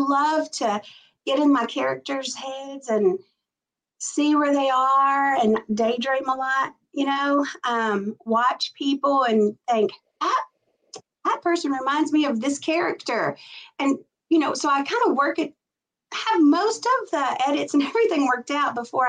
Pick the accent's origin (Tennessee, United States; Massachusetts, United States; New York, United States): Tennessee, United States; You know, I was born and raised in Middle Tennessee. And even though I moved out of my little town, I never really left Middle Tennessee. So the South is all I know.